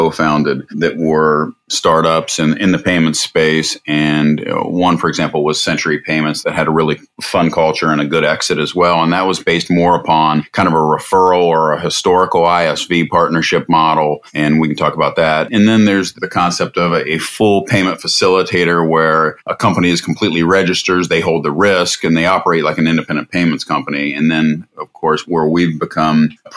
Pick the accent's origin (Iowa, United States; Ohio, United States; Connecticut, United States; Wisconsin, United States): Ohio, United States; Columbus; Born and raised in Columbus, Ohio